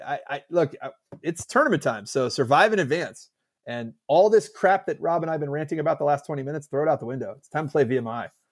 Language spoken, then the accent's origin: English; United States; us, American fans